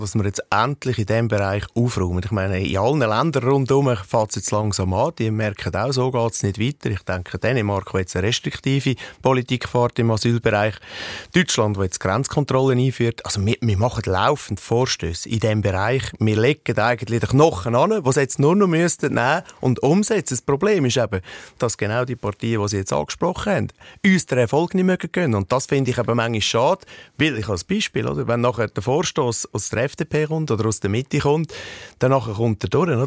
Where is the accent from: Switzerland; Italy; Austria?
Switzerland; Central Switzerland; bei uns in der Innerschweiz